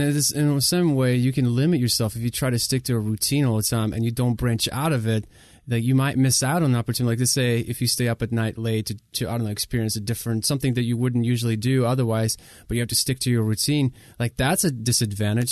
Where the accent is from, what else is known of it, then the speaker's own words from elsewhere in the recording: Ukraine; English is a second language; also born or lived in Southern United States; now in United States; I come from Ukraine, moved here as a refugee, didn't speak the language in 2000. That's when we moved to the states